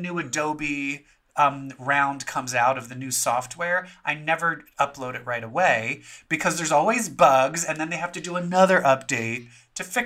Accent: Baltimore, Maryland, United States; I'm from Baltimore

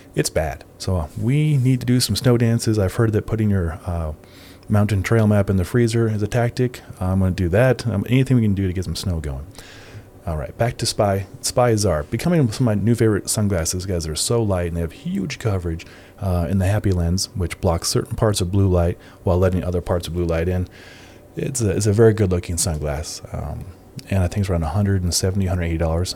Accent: Nebraska, United States; I grew up in Nebraska myself

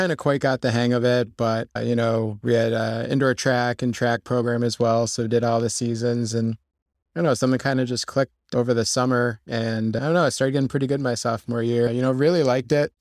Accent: Connecticut, United States; moved away as an adult; now in Rochester, United States; I grew up in Connecticut and lived there my, uh, whole life

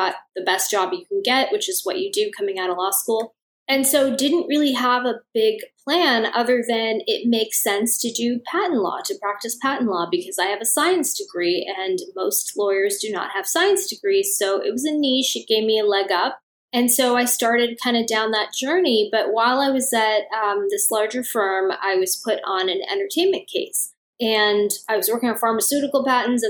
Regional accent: Los Angeles, California, United States; I was raised in Los Angeles. I've been here my whole life

